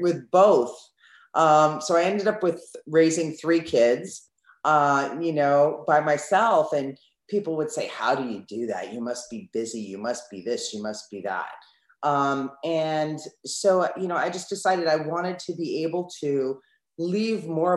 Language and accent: English; East Coast of the United States, United States; now in Southern California, United States; I'm originally from the East Coast of the United States, and now I live on the West Coast in Southern California.